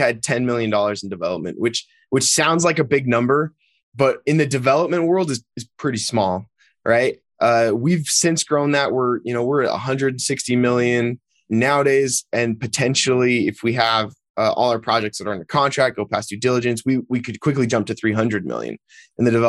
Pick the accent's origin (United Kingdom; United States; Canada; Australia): United States; just outside Salt Lake City, Utah; I was, born and raised just a couple of miles outside of Salt Lake City